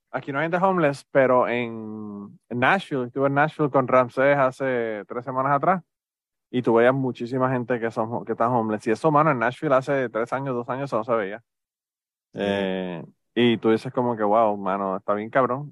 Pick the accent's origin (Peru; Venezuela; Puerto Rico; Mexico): Puerto Rico; moved away; nosotros venimos de Puerto Rico